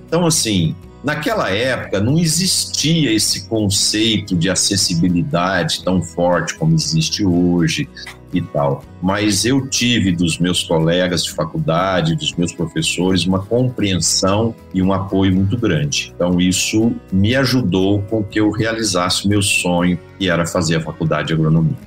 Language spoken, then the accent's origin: Portuguese; Ituverava, São Paulo, Brazil; now in Uberlândia, Brazil; eu sou nascido em Ituverava, no interior de São Paulo, né, na região ali de Ribeirão Preto